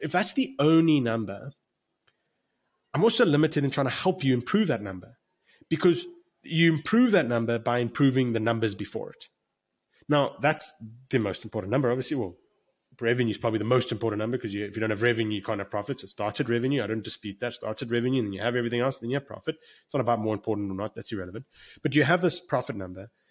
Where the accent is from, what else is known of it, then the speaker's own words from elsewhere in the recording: South Africa; moved away as an adult; now in United States; I'm actually sitting in Cape Town, South Africa right now, and I'm South African